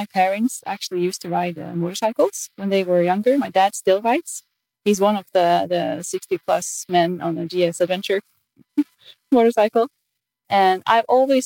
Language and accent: English; Norway; I'm from Norway